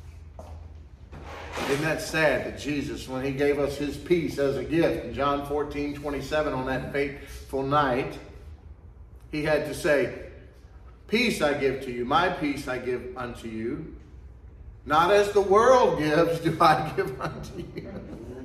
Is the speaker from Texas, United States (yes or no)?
yes; the South, Texas, United States; we're generally pretty friendly down here in the South, especially Texas